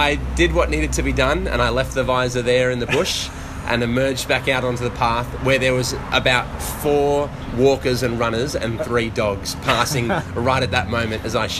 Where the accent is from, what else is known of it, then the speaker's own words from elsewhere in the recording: Papua New Guinea; moved away; I grew up in Papua New Guinea.